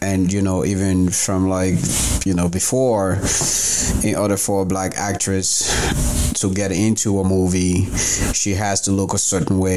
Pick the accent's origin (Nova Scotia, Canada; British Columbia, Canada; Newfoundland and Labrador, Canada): Newfoundland and Labrador, Canada; I grew up in Newfoundland